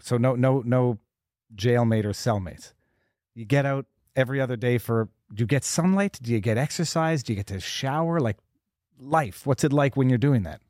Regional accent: Montreal, Quebec, Canada; I'm from Montreal, Canada

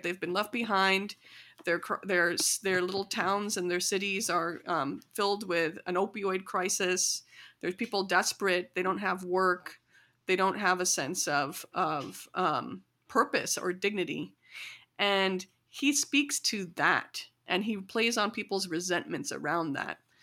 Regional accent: rural Illinois, United States; grew up kind of learning about my culture mostly through my parents and through Bollywood in small towns and in rural, you know, um, Illinois

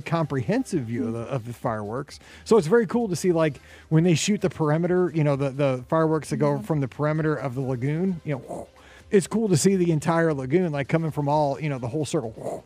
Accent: Missouri, United States; I'm from Missouri and we're hardworking

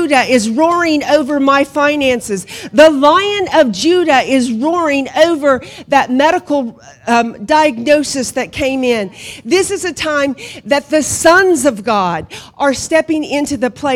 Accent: Hominy, Oklahoma, United States; moved away as an adult; also born or lived in Guatemala / Honduras; now in County Kerry, Ireland; I was born and raised in Hominy

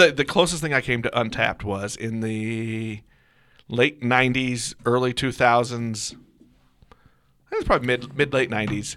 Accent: Kansas City, Missouri, United States; I'm a kid of Kansas City. I grew up in Kansas City area

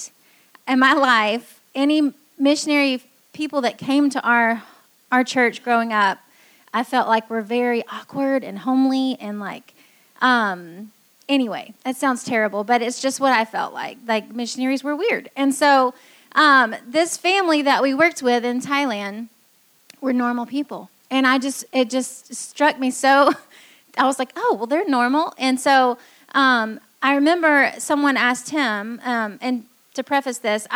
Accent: Greenville, South Carolina, United States; moved away as an adult; also born or lived in Taiwan; I grew up here in Greenville and went to Clemson

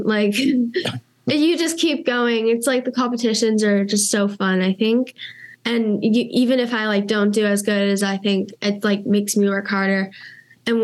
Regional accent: United States; I'm like the American and it's like the odd one out.

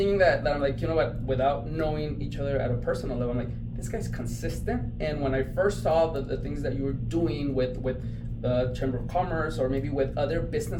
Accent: Chihuahua, Mexico; born there; Now, I was born in Mexico as well. Yes. I was born in Chihuahua

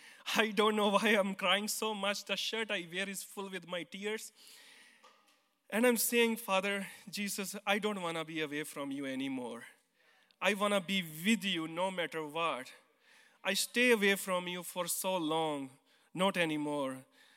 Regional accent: India; English is a second language; now in United States; I came from India, and now I live here in America. So before, I believe in Sikhism, because I grew up in Sikhism.

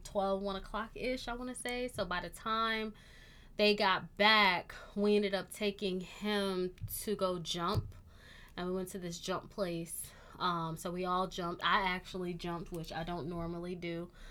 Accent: Michigan, United States; moved away; also born or lived in Miami; growing up in Michigan

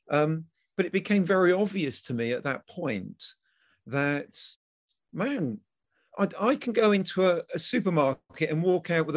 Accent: Selsey, South East England, United Kingdom; my hometown, which is Selsey in West Sussex

